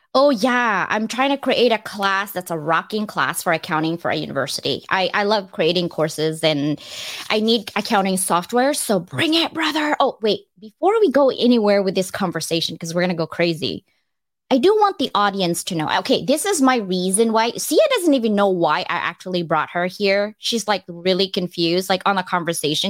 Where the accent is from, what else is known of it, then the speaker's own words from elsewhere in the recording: Philippines; moved away; I was born in the Philippines